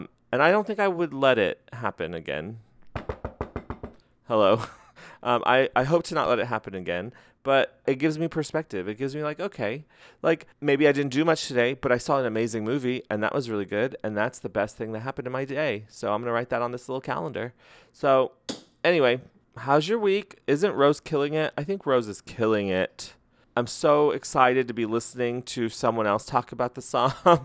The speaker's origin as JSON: {"language": "English", "region": "New Mexico", "country": "United States", "said": "I'm also from New Mexico. I'm Mexican."}